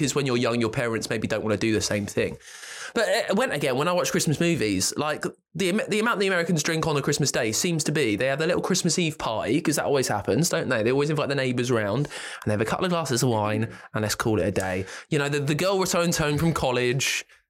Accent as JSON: {"language": "English", "country": "United Kingdom", "said": "what us British don't really do."}